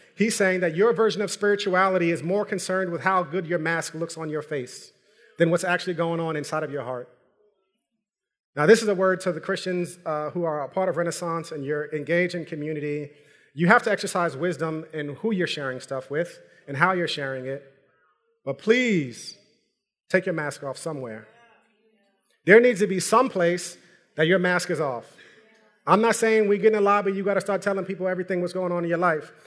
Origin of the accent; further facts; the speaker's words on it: New York, United States; I'm from New York